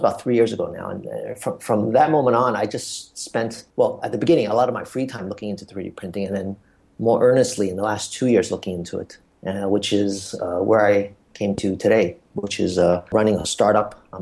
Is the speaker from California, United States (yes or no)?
no; New York City, New York, United States; moved away as an adult; also born or lived in China / Asia; now in Hong Kong; I'm from New York City. I spent most of my early years there. And we lived in Manhattan on the Lower East Side